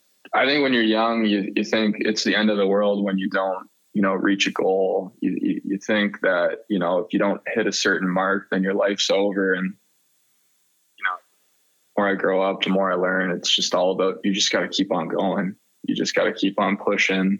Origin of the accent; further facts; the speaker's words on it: Mississauga, Ontario, Canada; moved away; someone I grew up with back in Mississauga